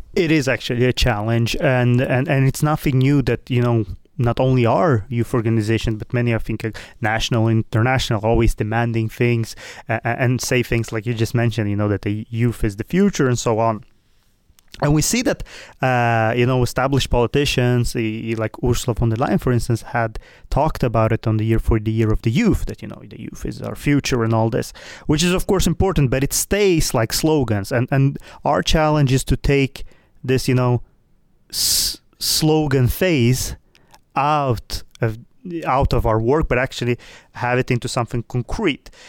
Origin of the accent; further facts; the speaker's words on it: Sweden; also born or lived in Moldova; I am, as you say, born in Moldova, but I live in Sweden, which I have lived almost my entire life